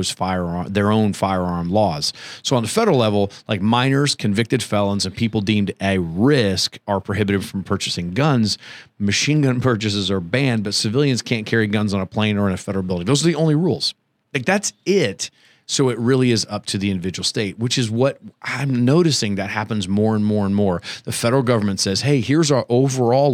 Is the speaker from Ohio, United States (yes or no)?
yes; Ohio, United States; I grew up in Ohio